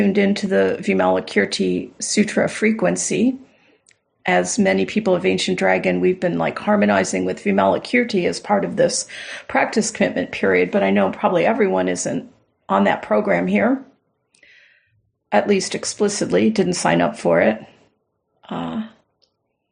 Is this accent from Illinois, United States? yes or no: no; Southern Florida, United States; I grew up in Southern Florida